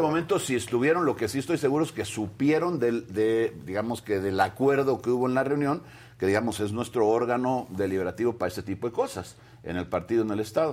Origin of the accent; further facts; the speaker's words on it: Veracruz, Mexico; todos los que somos veracruzanos